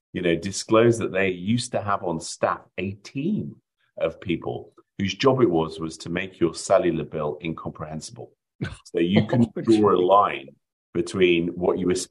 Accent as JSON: {"language": "English", "country": "United Kingdom", "accent": "British", "moved": "yes", "lives_now": "United States", "said": "I live in America. I'm an American citizen now, but as you can probably tell by the accent, there's a little bit of British in me."}